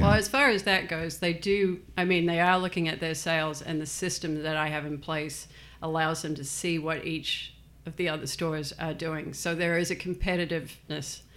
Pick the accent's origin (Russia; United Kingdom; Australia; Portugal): Australia; also born or lived in New Zealand; now in United States; I was born in New Zealand and grew up in Australia.